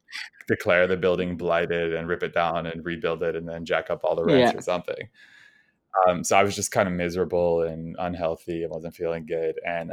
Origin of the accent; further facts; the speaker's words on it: New Rochelle, New York, United States; I grew up in New Rochelle, which is a suburb of New York City.